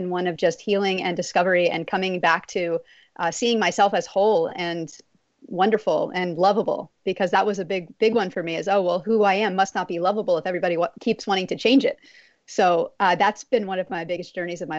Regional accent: Texas, United States; I grew up in Texas

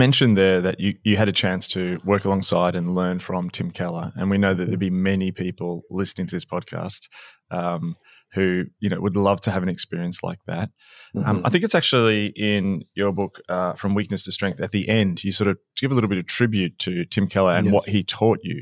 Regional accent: Australia; as an Australian

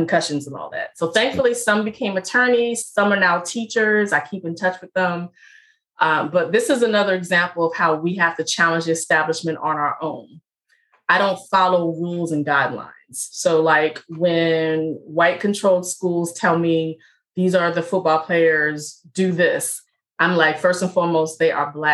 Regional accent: Richmond, Virginia, United States; I'm from Richmond, Virginia.

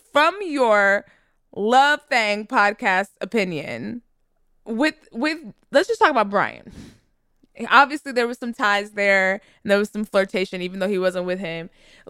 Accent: the South, United States; listen, I'm from the South. And my grandmother always said something like, don't pay for wisdom that someone already bought.

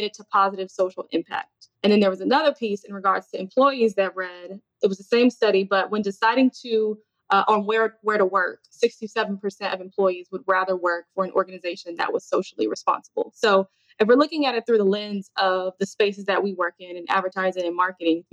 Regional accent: Chicago, Illinois, United States; moved away as an adult; now in Texas, United States; I'm from Chicago, but relocated to Texas.

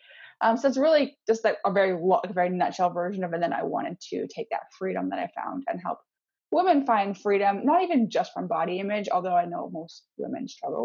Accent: Canada; moved away as an adult; also born or lived in Missouri, United States / Seattle area, United States; now in north of Seattle, United States; I'm actually from Canada, but I currently live in just north of Seattle

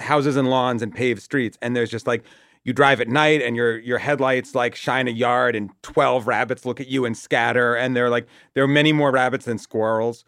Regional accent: Watertown, Massachusetts, United States; I'm from Watertown, which is like a sort of nothing, um, suburb

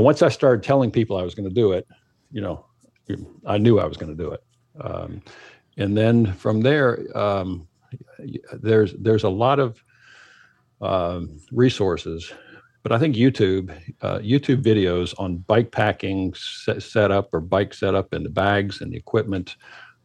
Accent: Minnesota, United States; moved away; I am originally from Minnesota

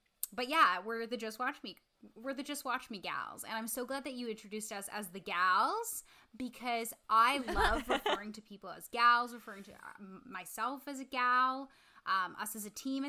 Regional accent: Winnipeg, Manitoba, Canada; now in Toronto, Canada; I'm now in Toronto, but I grew up in Winnipeg.

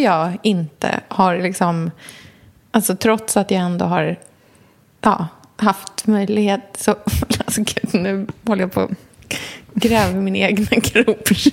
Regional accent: Norrköping, Östergötland, Sweden; åker hem till Norrköping

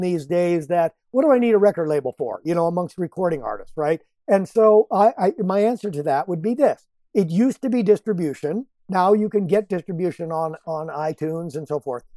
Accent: Rockford, Illinois, United States; Rockford, Illinois, which is my hometown

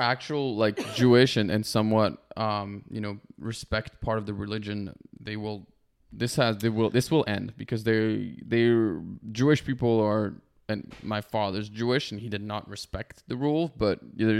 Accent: France; moved away as an adult; also born or lived in Canada; now in Los Angeles, United States; I grew up in France since I was 18

